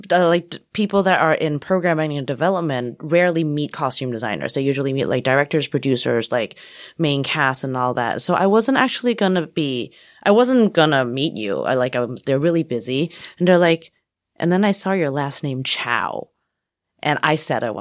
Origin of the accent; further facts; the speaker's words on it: Texas, United States; I was born in Texas. … from Texas.